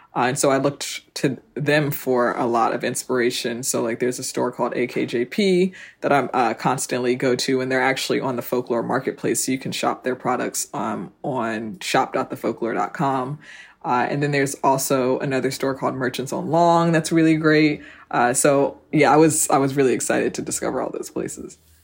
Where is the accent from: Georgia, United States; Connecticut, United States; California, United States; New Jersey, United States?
New Jersey, United States; South Orange; I grew up in South Orange